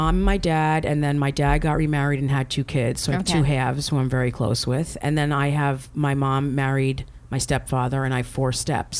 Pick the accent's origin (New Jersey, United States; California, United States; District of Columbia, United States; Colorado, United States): New Jersey, United States; I grew up in Jersey.